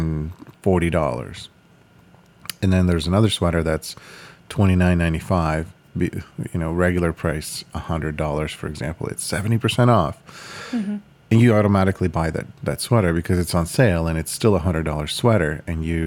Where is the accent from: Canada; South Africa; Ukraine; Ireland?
Ukraine; moved away; I was born in Ukraine